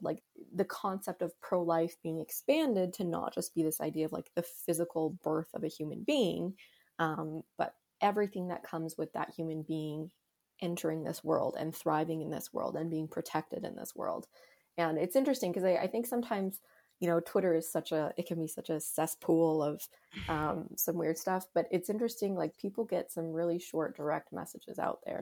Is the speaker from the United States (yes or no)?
no; Canada; here in Canada